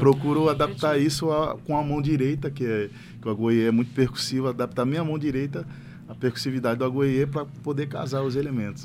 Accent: Rio de Janeiro, Brazil; eu sou carioca

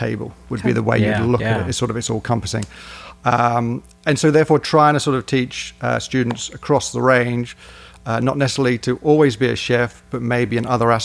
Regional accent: United Kingdom; accent: British; moved away as an adult; also born or lived in Edinburgh; now in Northwest Arkansas, United States; you can tell by the accent, I'm British

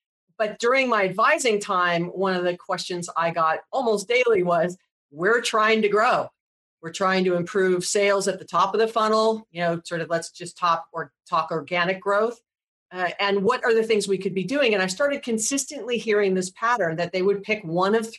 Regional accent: Hawaii, United States; I was born and raised in Hawaii

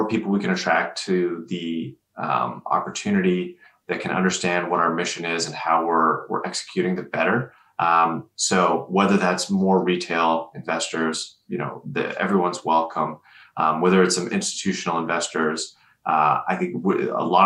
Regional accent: Canada; I'm Canadian

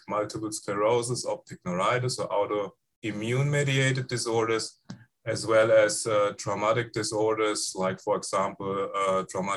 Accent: Frankfurt, Hesse, Germany; English is a second language; moved away as an adult; also born or lived in Mainz, Germany; now in Iowa City, United States; I was raised and grew up in Germany in the Frankfurt area, in the former western part of Germany

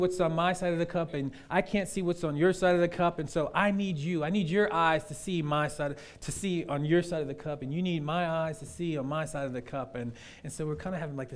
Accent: the North, United States; I'm from the North

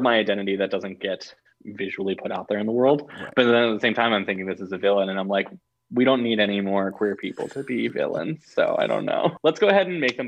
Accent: Alabama, United States; growing up in Alabama

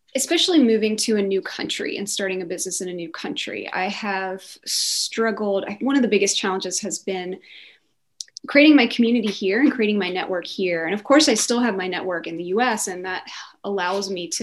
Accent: North Carolina, United States; moved away as an adult; also born or lived in St. Louis, Missouri; now in Zurich, Switzerland; I grew up in North Carolina

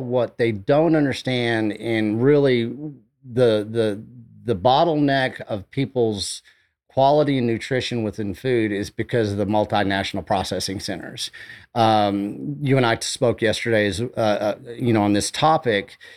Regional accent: Canyon, Texas, United States; also born or lived in Amarillo, Texas; I grew up outside of Hereford, Texas, you know, right there in Canyon

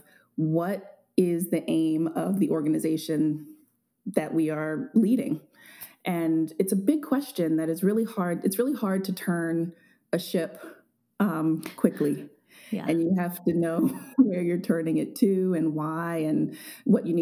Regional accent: Baltimore, Maryland, United States; growing up in Baltimore

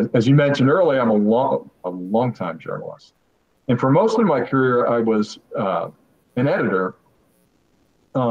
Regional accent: Pittsburgh, Pennsylvania, United States; I'm from Western Pennsylvania, grew up in suburban Pittsburgh

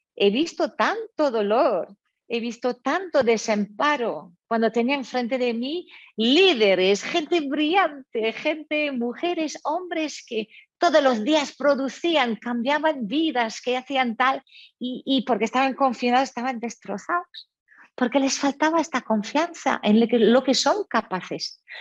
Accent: France; moved away; soy francesa de, origen

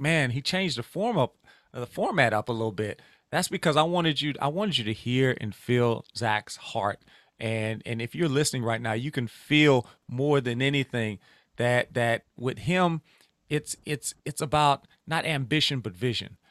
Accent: Louisiana, United States; I'm from the Bayou State

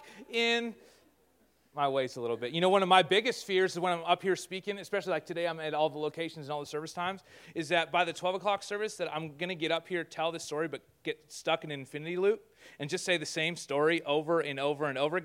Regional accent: Canada

